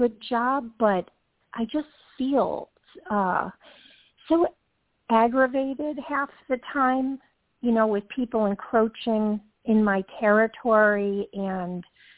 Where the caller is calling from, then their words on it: Georgia, United States; from Georgia.